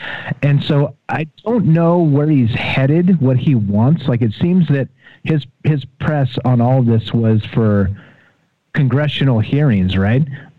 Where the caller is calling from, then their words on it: Las Vegas, Nevada, United States; What's up … Las Vegas.